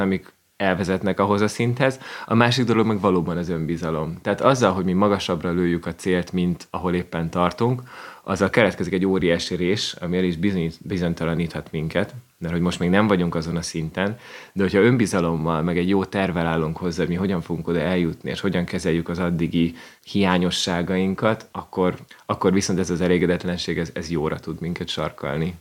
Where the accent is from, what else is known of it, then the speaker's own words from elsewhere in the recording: Hungary; first language Hungarian; én, mint magyar